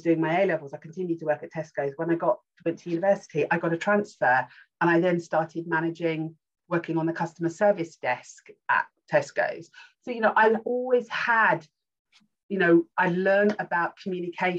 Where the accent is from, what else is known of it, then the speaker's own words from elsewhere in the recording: Rainham, London, United Kingdom; moved away as an adult; also born or lived in Kent; we then moved on to the outskirts of Essex, and we lived in Raynham.